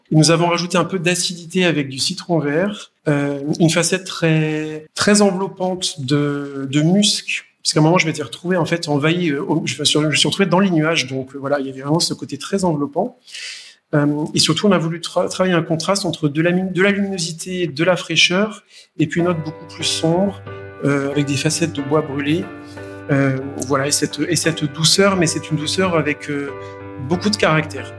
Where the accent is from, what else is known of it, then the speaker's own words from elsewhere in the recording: France; moved away as an adult; also born or lived in Paris / Poitou / Provence / Asia; je suis français, né à, Paris, alors venant d'une famille qui, est a de très très vieilles origines italiennes, euh, mais j'ai passé toute mon enfance en France entre le Poitou et la Provence.